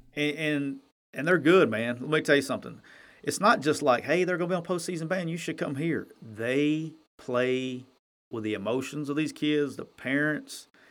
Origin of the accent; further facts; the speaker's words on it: Alabama, United States; now in Mississippi, United States; I'm from Alabama and I live in Mississippi.